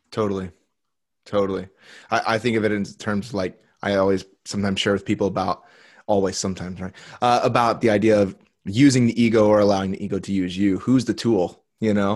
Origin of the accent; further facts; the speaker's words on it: Indiana, United States; in the Midwest where I grew up in Indiana